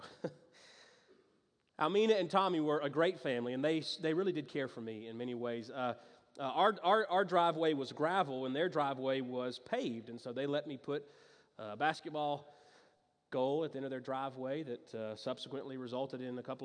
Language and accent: English; Greenville, South Carolina, United States; moved away; I grew up in Greenville in the upstate, lived on a street called Lowell Water Road